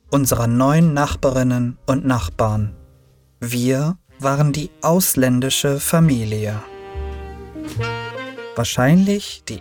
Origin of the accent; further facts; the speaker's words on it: Turkey; now in Berlin, Germany; Ich wurde in der Türkei geboren. Ich lebte dort bis 1990 mit meinen Eltern. Doch dann trennten sie sich und meine Mutter und ich zogen auch nach Berlin.